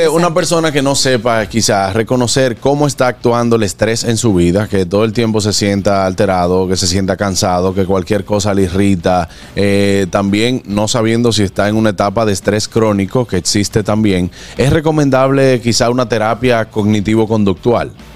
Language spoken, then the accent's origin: Spanish; Dominican Republic; como uno dice como dominicano